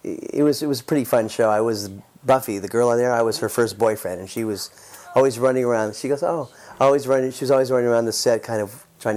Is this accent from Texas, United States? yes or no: no; Los Angeles, California, United States; I was about 6 years old and growing up in the Valley, San Fernando Valley